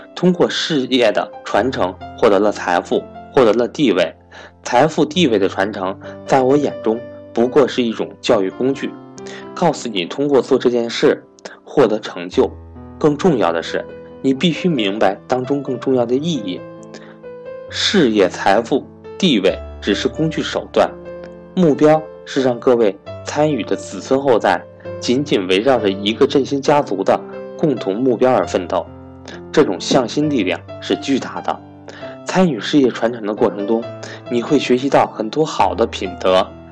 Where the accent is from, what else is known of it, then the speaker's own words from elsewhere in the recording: China; 如果我没有出生在中国这个和平崛起的时代